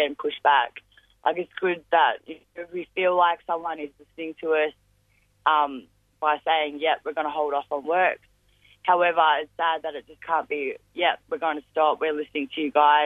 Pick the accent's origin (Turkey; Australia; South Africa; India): Australia; Ballarat, Victoria; I'm from Ballarat